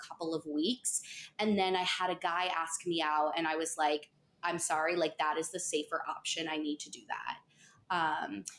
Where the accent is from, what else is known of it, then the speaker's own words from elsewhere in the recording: Pelham, New York, United States; I'm from Pelham. I literally still live there